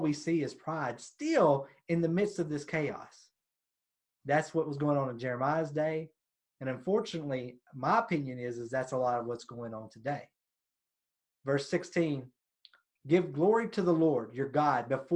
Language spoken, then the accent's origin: English; United States; especially here in America, speaking as an American Christian